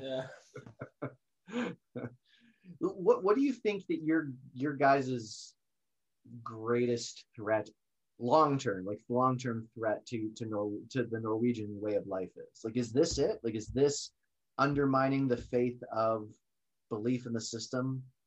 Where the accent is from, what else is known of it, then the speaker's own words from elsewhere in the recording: United States; as American citizens